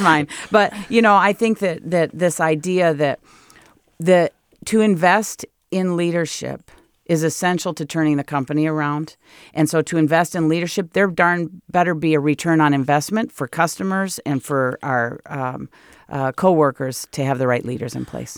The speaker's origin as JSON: {"language": "English", "region": "Michigan", "country": "United States", "tie": "born or raised there", "moved": "as an adult", "lives_now": "California, United States", "said": "I'm in a great place in my hometown, lived next door to my sister and next door to my dad"}